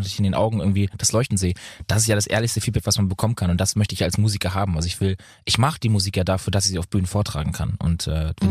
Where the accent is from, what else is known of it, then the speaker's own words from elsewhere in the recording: Lübeck, Schleswig-Holstein, Germany; also born or lived in Bad Oldesloe / Berlin / Munich; Ich habe jetzt gerade eine WG in München, ja. Aber ich wohne eigentlich, ich wohne ja in Lübeck. Also ich bin ja immer noch in meiner Heimat.